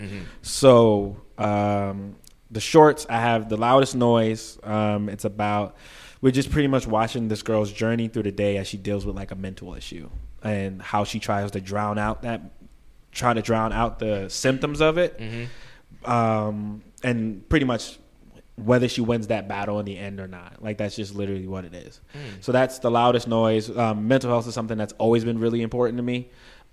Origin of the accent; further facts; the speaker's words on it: New York City, New York, United States; accent: Brooklyn; moved away as an adult; now in California, United States; I'm from Brooklyn